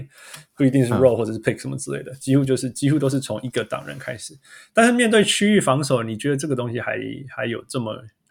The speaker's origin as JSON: {"language": "Chinese", "country": "United States", "said": "很多层次的讨论，就是我记得我们我们美国人常常在聊说哦，NCAA 怎么样，NCAA 怎么样？"}